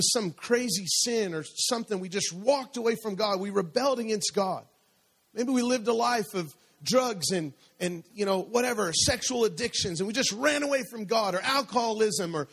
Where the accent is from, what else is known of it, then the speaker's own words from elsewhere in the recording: Denver, Colorado, United States; moved away; I'm from Denver, Colorado, and it's a little bit colder there. And it would snow there in the winter.